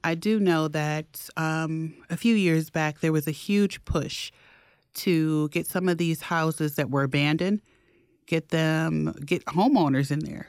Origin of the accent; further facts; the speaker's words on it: Detroit, Michigan, United States; now in Milwaukee, United States; growing up in Detroit, my dentist was black